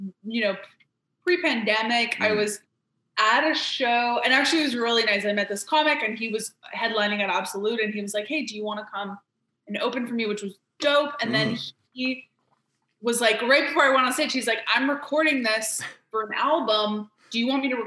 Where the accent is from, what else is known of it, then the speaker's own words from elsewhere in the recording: Montreal, Quebec, Canada; moved away as an adult; now in Toronto, Canada; I grew up in Montreal.